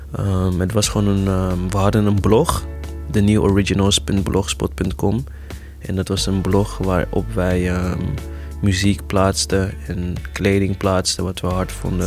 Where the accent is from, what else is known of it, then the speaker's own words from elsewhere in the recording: Amsterdam, North Holland, Netherlands; Ik ben geboren in, eh, Eventing, dat bestaat nu niet meer, maar dat was, eh, in Zuidoost, de Bijlmerrecht. En, ehm, toen op mijn tiende verhuisd naar Gein